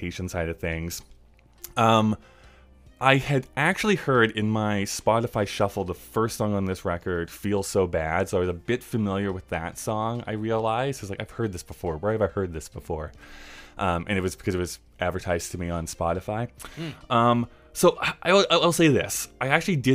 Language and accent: English; Canada; I'm from Canada, which is perfectly true